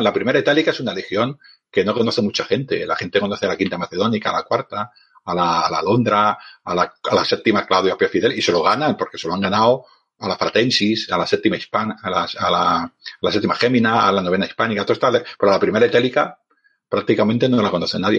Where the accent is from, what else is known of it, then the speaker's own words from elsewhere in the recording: Barcelona, Catalonia, Spain; yo soy un hombre de ciudad, soy de Barcelona